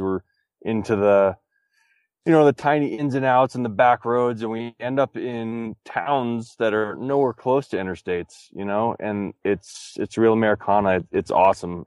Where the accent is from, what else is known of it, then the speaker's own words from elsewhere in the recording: Texas, United States; I grew up in Texas